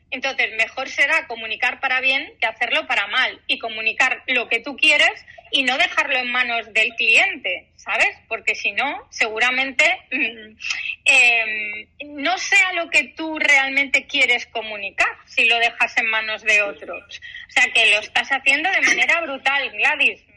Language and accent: Spanish; Galicia, Spain; Yo como buena gallega